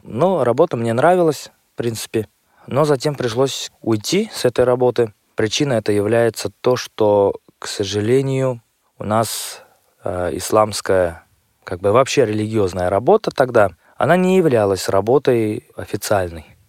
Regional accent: Chistopol, Tatarstan, Russia; Я родом из Республики Татарстан, города Чистополя

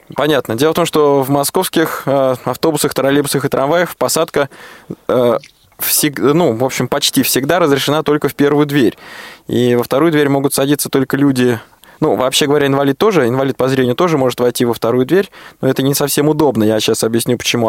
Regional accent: Moscow, Russia; Я, как коренной москвич

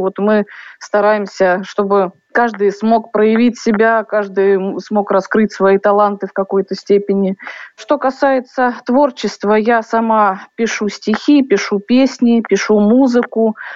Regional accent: Lipetsk, Lipetsk Oblast, Russia; о моем родном городе Липецке

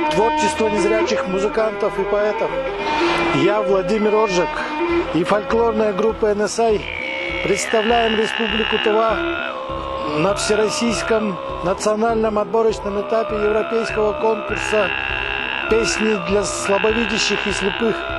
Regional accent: Kyzyl, Tuva, Russia; городу Кызылу, столице моей малой родины

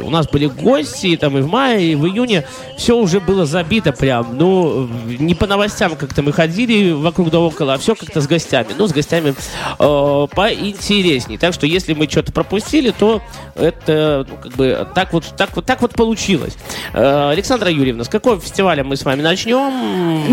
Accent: Belarus

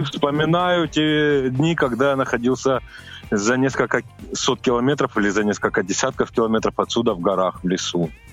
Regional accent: Adygea, Russia; я родился в Адыге, в семье, ну, как бы, ну, сейчас мы будем говорить о туризме, в семье туристов.

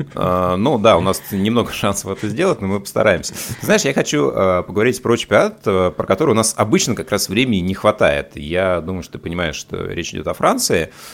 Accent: Russia; у нас в России

